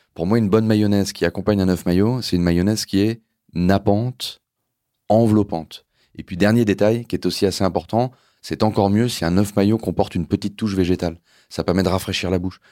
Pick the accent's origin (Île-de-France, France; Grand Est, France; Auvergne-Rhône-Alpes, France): Auvergne-Rhône-Alpes, France; Lyon; je suis né à Lyon, donc évidemment, je porte toujours un regard euh, assez particulier sur ma, ville de naissance